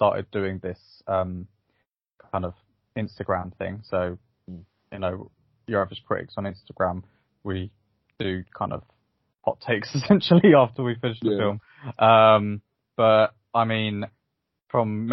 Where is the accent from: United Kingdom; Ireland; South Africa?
United Kingdom; England; I'm from England.